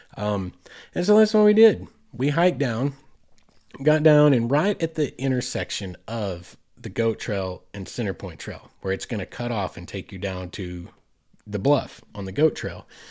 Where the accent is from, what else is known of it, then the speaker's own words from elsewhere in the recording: Southeast Oklahoma, United States; moved away as an adult; now in Arkansas, United States; my home state is Oklahoma. I've lived in Arkansas for twenty years. Spent the first twenty years in Oklahoma, just across the line.